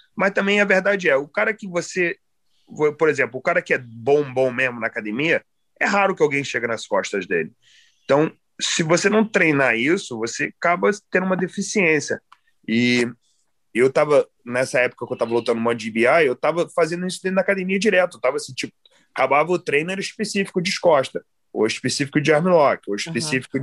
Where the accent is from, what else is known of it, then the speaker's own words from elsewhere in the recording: United States; also born or lived in Nova Friburgo, Brazil; E como eu fui criado aqui nos Estados Unidos